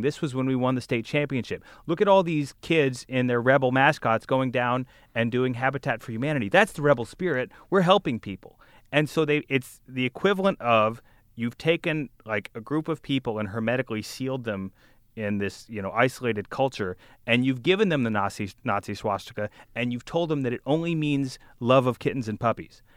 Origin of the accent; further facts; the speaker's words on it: Birmingham, Alabama, United States; I went to high school in the suburbs of Birmingham, Alabama